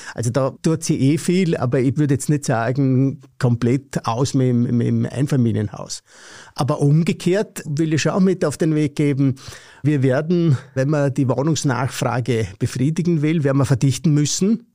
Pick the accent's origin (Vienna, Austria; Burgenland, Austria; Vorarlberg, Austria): Vorarlberg, Austria; ich komme aus dem Vorarlbergerischen, hört man wahrscheinlich auch